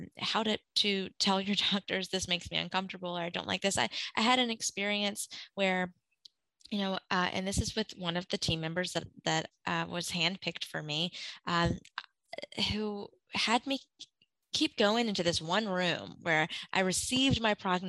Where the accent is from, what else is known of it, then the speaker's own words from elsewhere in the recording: Gulf Coast of Mississippi, United States; moved away; I grew up on the Gulf Coast of Mississippi, and I'm a Katrina refugee. And I went through that at 11.